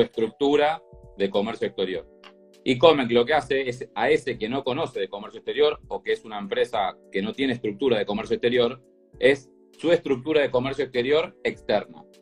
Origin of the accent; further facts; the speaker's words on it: Lanús, Buenos Aires Province, Argentina; soy, soy de Lanús, hincha de Lanús